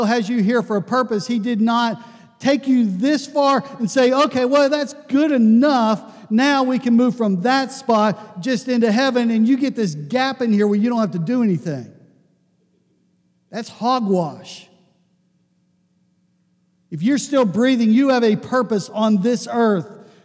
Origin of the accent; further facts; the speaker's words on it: Pittsburgh, Pennsylvania, United States; I grew up in Pittsburgh